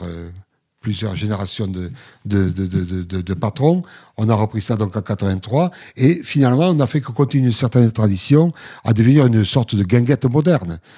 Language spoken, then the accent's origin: French; Villefranche-de-Lauragais, Occitania, France; Moi, je viens de Villefranche sur l'Oraguette, une ville de rugby